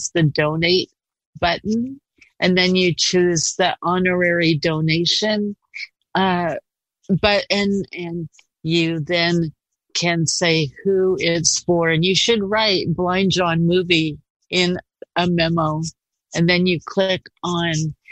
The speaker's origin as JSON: {"language": "English", "town": "Portland", "region": "Oregon", "country": "United States", "tie": "born or raised there", "also_born_or_lived": "Gresham, Oregon", "said": "I am from Portland. I grew up here in the Park Rose area"}